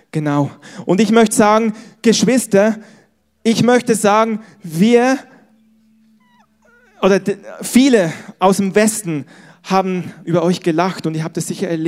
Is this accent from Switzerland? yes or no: yes; Switzerland; now in Germany; ich bin als Schweizer nach Ostdeutschland gezogen, weil ich den Osten liebe